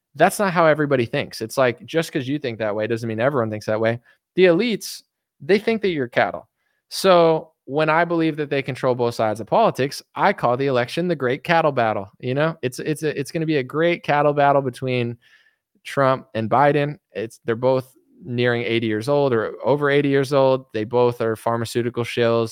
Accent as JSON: {"language": "English", "country": "United States", "said": "I'm American"}